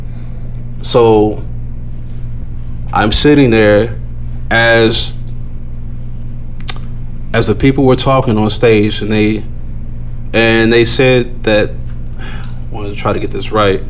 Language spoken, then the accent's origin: English; Chicago, Illinois, United States; I was from Chicago